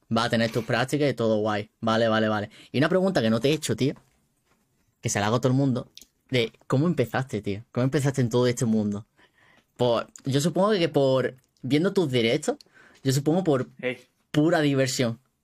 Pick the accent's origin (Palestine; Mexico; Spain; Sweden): Spain; Málaga, Andalusia; Yo soy de Málaga